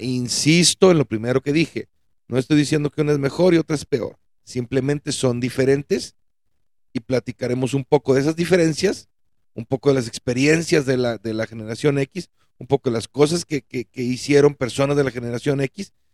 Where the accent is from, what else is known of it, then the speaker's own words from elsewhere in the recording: Mexico; nosotros mexicanos